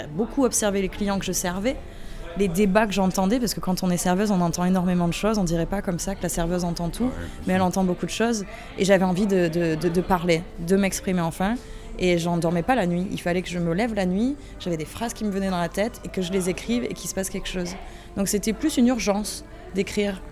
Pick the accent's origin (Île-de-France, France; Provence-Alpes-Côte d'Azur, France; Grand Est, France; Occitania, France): Provence-Alpes-Côte d'Azur, France; Avignon; je viens d'Avignon, moi. Je suis avignonnaise.